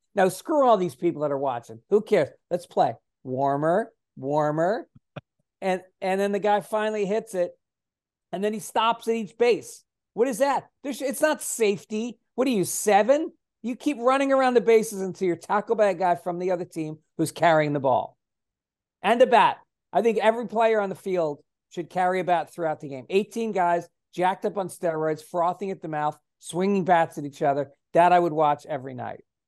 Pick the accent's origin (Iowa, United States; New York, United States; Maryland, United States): New York, United States; Tarrytown; I grew up in Tarrytown